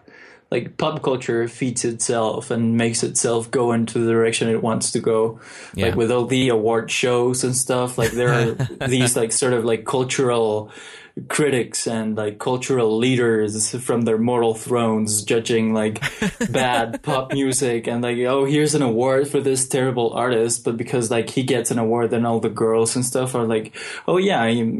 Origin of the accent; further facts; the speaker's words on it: Mexico; English is a second language; growing up in Mexico versus growing up in America is very mm-hmm. different.